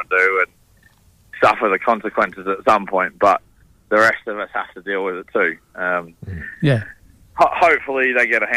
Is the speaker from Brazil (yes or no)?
no; Queensland, Australia; now in Western Australia, Australia; having come from Queensland originally